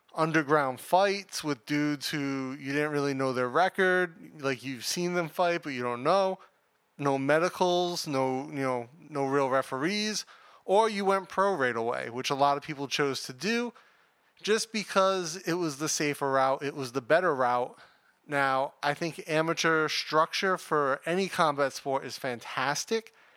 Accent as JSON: {"language": "English", "country": "United States", "said": "I'm American"}